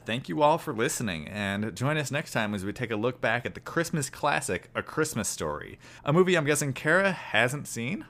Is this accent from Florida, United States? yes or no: no; Chicago, Illinois, United States; I'm from the Midwest. I'm from Chicago